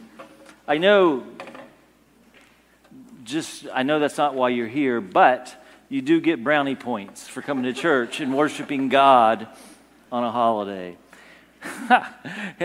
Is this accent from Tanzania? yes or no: no; United States; I'm an American